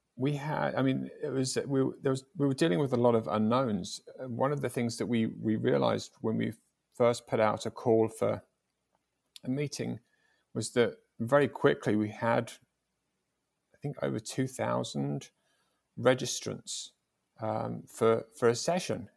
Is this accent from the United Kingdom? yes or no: yes; England, United Kingdom; I was from England.